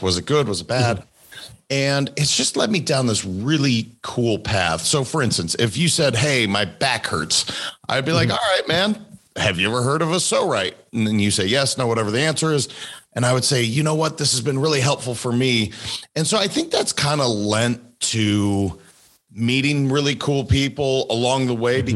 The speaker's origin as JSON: {"language": "English", "region": "Montana", "country": "United States", "tie": "born or raised there", "said": "I'm a kid from Montana, pretty simple kid"}